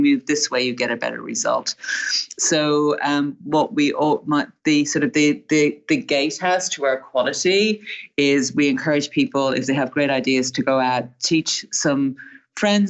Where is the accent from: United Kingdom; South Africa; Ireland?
Ireland; now in United States